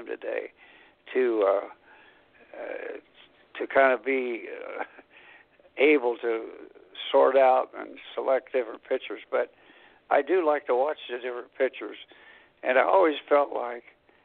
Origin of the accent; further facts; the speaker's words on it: Anderson, Indiana, United States; Anderson College, a small school in my hometown.